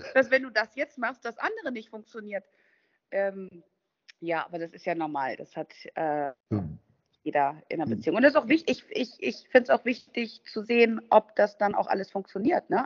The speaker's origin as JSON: {"language": "German", "town": "Duisburg", "region": "North Rhine-Westphalia", "country": "Germany", "tie": "born or raised there", "also_born_or_lived": "Thuringia / Düsseldorf / Andalusia", "moved": "as an adult", "lives_now": "Spain", "said": "In, in Duisburg bin ich in meiner Schulzeit, also als Kind, als Teenager groß geworden"}